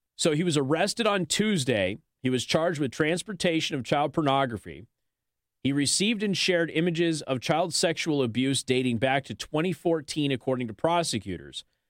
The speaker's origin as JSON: {"language": "English", "town": "Las Vegas", "region": "Nevada", "country": "United States", "tie": "born or raised there", "said": "I come from Las Vegas."}